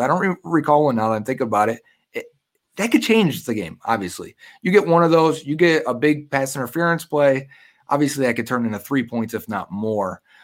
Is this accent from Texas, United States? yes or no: no; Buffalo, New York, United States; also born or lived in Tampa; Bengals fan living in Buffalo, uh, I was born in Tampa. My family moved back up here when I was about two.